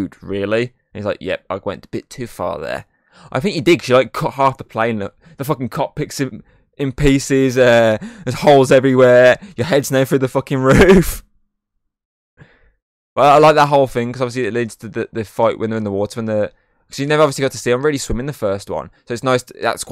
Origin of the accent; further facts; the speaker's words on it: England, United Kingdom; we're English